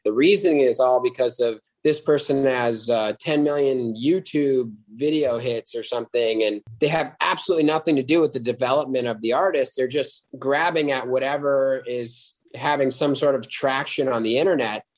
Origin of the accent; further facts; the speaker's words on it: upstate New York, United States; now in Los Angeles, United States; I am from uh, a little town in upstate New York, but live in Los Angeles now